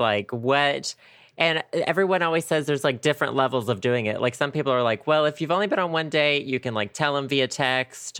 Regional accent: Arkansas, United States; also born or lived in Conway, Arkansas; I went to my hometown today for the first time in like two years

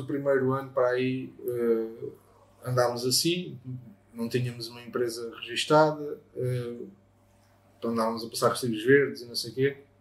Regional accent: Baixa da Banheira, Setúbal, Portugal; also born or lived in Lisbon; Sou da Baixa da Banheira, nasci em Lisboa

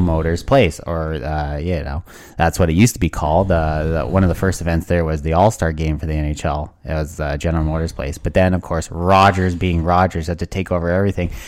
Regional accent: Burnaby, British Columbia, Canada; I'm from Burnaby, British Columbia.

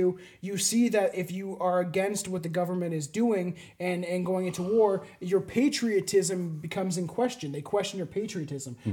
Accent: Canada; I'm Canadian.

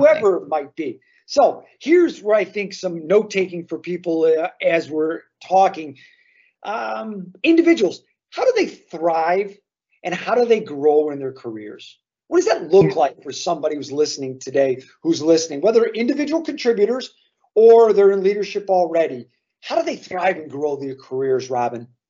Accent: Chicago, Illinois, United States; as a Chicagoan

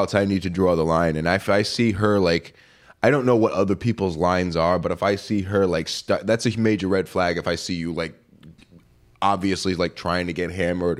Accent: Seekonk, Massachusetts, United States; I know him from my hometown.

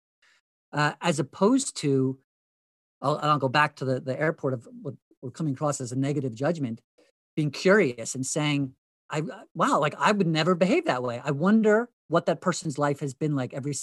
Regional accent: Hunterdon County, New Jersey, United States; where I grew up in Hunterdon County, New Jersey

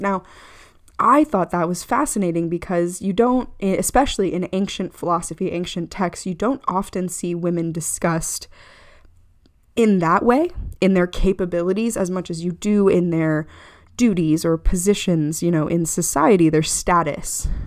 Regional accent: United States; as an American

